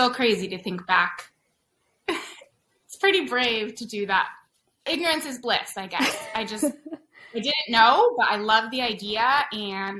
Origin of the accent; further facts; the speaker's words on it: San Diego, California, United States; also born or lived in Seattle, Washington; I'm from San Diego.